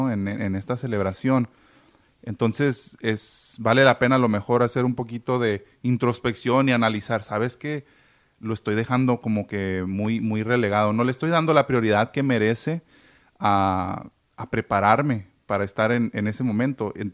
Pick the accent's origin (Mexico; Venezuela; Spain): Mexico; Pero ahora sí que como mexicanos, la mala costumbre